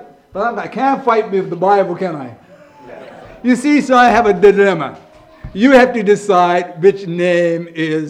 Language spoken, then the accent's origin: English; Bermuda; moved away as an adult; now in England; I'm from Bermuda.